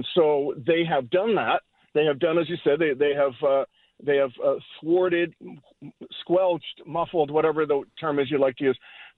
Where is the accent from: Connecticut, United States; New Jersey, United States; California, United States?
California, United States; Southern; also born or lived in Bronx, New York; I'm from Southern California, but we were living in the Bronx